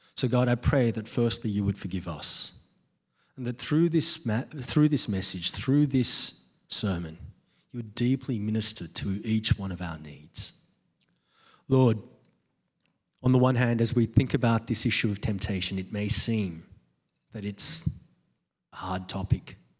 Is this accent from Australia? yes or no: yes; Australia; I'm an Aussie